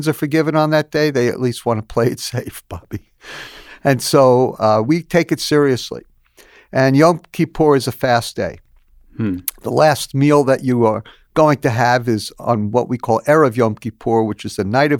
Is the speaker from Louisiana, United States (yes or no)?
no; New York City, New York, United States; Growing up in New York City, my family belonged to a larger synagogue